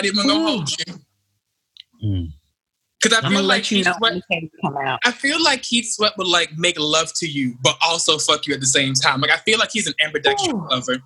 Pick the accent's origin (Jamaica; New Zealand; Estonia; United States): Jamaica; I'm Jamaican